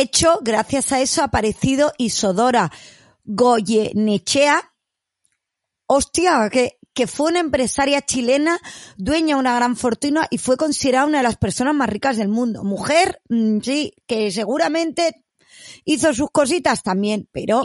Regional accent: Catalonia, Spain; soy catalana

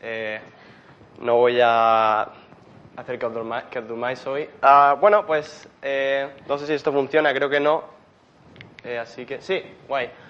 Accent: Murcia, Region of Murcia, Spain; moved away as an adult; now in Berlin, Germany; soy de Murcia

